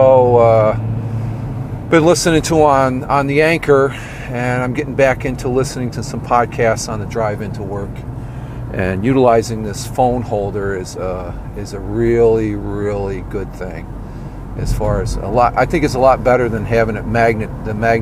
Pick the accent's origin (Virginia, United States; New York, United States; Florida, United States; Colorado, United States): New York, United States; also born or lived in Minnesota; I grew up here in New York